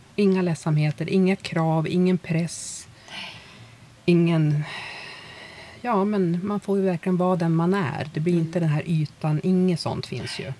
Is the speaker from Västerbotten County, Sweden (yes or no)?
yes; Umeå, Västerbotten County, Sweden; moved away as an adult; Jag är ju från Umeå